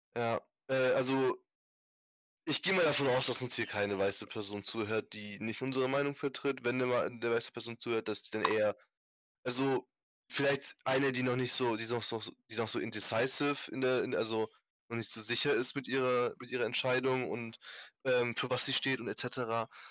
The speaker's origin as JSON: {"language": "German", "country": "Germany", "tie": "born or raised there", "said": "Ich bin hier geboren, ich bin hier aufgewachsen"}